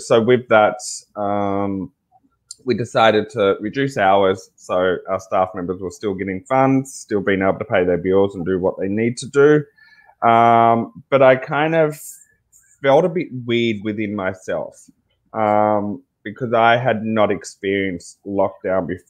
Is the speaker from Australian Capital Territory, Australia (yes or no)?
no; Tasmania, Australia; also born or lived in Sydney; now in Ballina, Australia; I'm Aboriginal. And from Tasmania, which is a small island right at the end of Australia. And with that, growing up being Indigenous